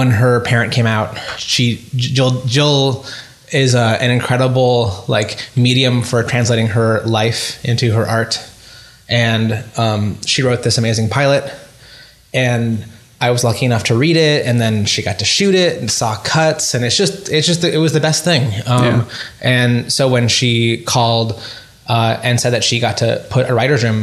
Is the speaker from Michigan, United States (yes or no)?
no; Tulsa, Oklahoma, United States; I grew up in Tulsa, Oklahoma.